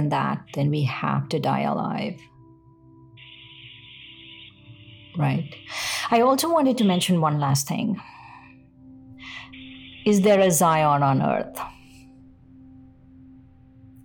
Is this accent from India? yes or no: yes; India; I'm Indian